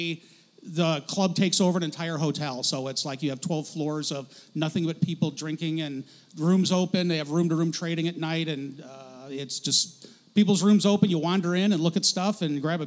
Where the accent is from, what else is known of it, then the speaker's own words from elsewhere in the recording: outside of Detroit, Michigan, United States; moved away as an adult; also born or lived in Florida / Illinois; now in Spokane, United States; I grew up outside of Detroit